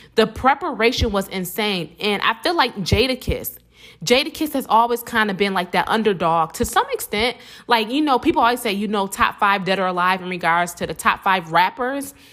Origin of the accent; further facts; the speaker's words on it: Buffalo, New York, United States; I'm from Buffalo, New York, not New York City